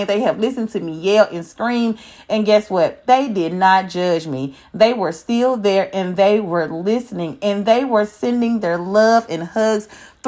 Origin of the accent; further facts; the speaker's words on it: Memphis, Tennessee, United States; I am from Memphis.